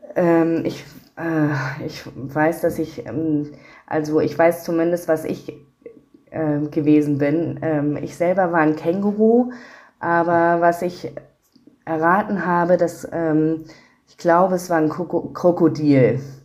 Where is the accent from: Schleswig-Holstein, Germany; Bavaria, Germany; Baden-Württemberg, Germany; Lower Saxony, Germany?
Schleswig-Holstein, Germany; now in Hamburg, Germany; Aus ähm, Schleswig-Holstein ursprünglich. Genau, dort bin ich aufgewachsen und lebe jetzt in Hamburg